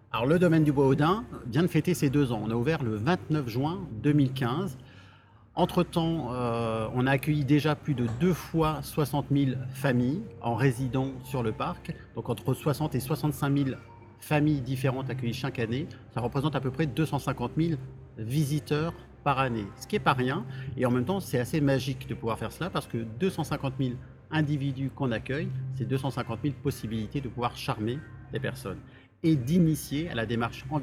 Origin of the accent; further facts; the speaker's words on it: Alsace, Grand Est, France; also born or lived in Paris; now in Vienne, France; je suis un fier Alsacien de 39 ans